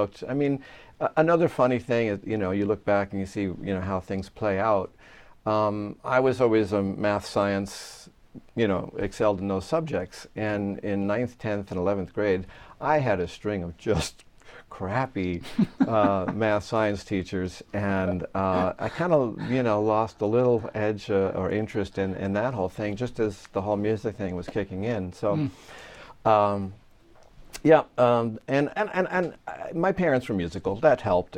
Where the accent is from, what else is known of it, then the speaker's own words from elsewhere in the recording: Long Island, New York, United States; where I grew up in Long Island, we still had, music programs in the school.